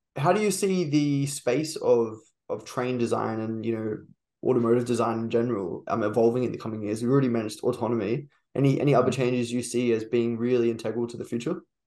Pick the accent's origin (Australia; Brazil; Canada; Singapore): Australia; Brisbane, Queensland; I'm from Brisbane